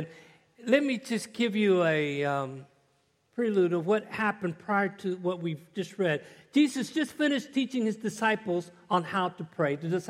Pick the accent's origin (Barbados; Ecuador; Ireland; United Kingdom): Ecuador; also born or lived in Panama / Caracas, Venezuela; I grew up in Ecuador 10 years and in Panama and Caracas